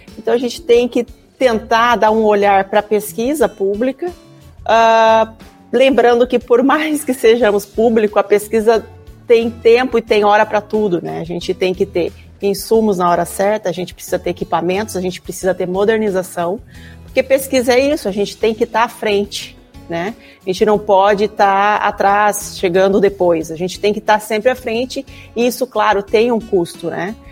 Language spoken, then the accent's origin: Portuguese; Araçatuba, São Paulo, Brazil; moved away as an adult; also born or lived in Ilha Solteira, Brazil; now in Porto Alegre, Brazil; eu sou do interior de São Paulo, né? Eu vim da cidade de Araçatuba